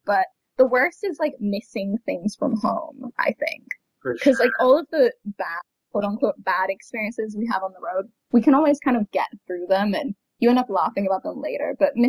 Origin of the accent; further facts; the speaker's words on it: Florida, United States; also born or lived in London; my hometown in Florida.